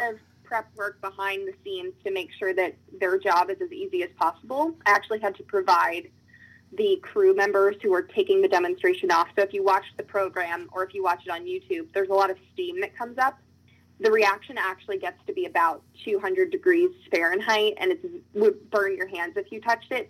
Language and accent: English; Virginia, United States; my home state